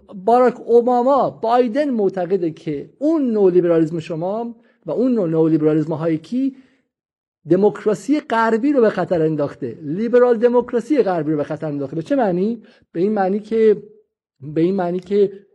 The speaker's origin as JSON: {"language": "Persian", "country": "Iran", "said": "ما ایرانی هستیم"}